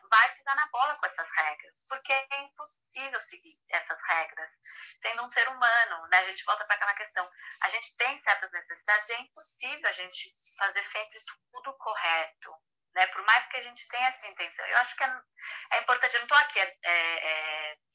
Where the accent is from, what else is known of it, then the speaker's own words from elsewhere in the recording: São Paulo, Brazil; moved away; porque eu sou de São Paulo.